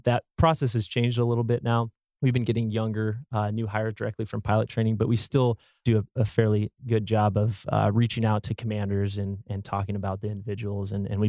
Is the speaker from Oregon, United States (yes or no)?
yes; Oregon, United States; So I grew up in Oregon.